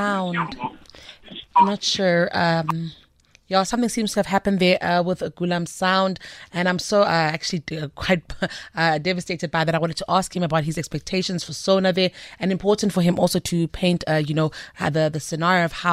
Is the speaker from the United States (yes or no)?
no; South Africa; As a South African